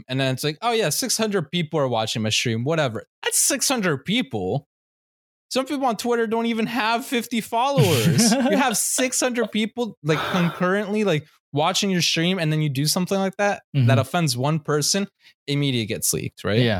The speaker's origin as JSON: {"language": "English", "country": "Colombia", "said": "I'm Colombian, Latino, right? I do look Asian."}